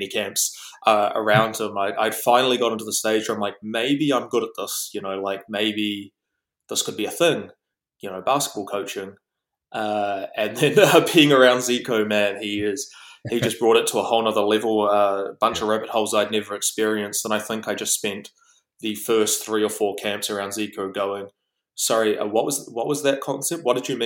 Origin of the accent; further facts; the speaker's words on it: Auckland, New Zealand; I'm from the North Shore of Auckland. Went to Rangitoto College